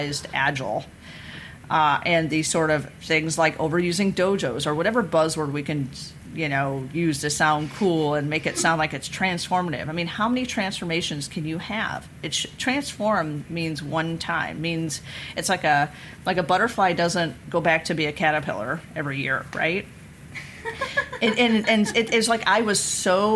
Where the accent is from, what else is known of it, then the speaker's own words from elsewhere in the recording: Missouri, United States; I'm from Missouri, the show me state